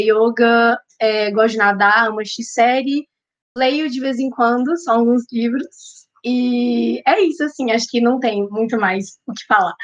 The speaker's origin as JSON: {"language": "Portuguese", "town": "Belo Horizonte", "region": "Minas Gerais", "country": "Brazil", "said": "sou mineira, sou de BH"}